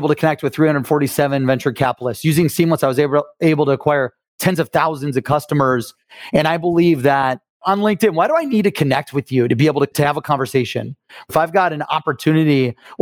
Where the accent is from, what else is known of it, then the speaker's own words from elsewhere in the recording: Akron, Ohio, United States; also born or lived in Cleveland; I'm from Cleveland in Akron